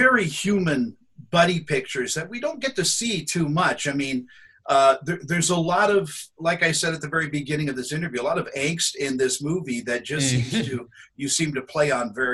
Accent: New York City, New York, United States; moved away; I was born in Brooklyn

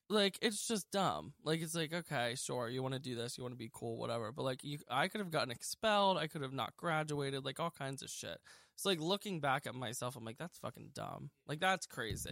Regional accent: Lancaster, Pennsylvania, United States; I was born in Lancaster, Pennsylvania, uh, March twenty-eighth, nineteen ninety-four, and I still live here. I lived here my whole life.

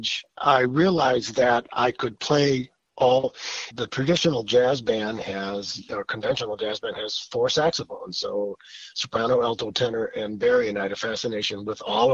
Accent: Milwaukee, Wisconsin, United States; Growing up in Milwaukee, sitting between my folks, my parents, probably 5 or 6 years old

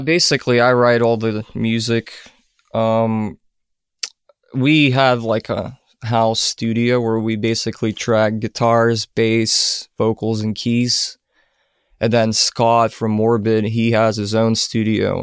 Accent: Ukraine; moved away; I'm originally from Ukraine

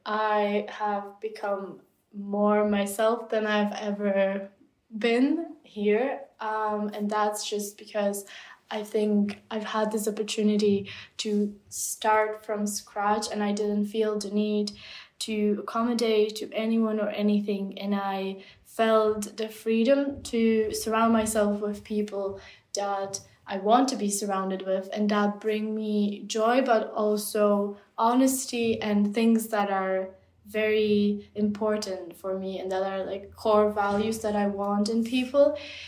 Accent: Czechia; first language Czech; English is a second language; I feel a lot stronger connection to my home country now than I ever did. It's a bit strange, but I will find myself on certain days just craving to listen to the Czech language, or just craving to be just immersed in my own culture

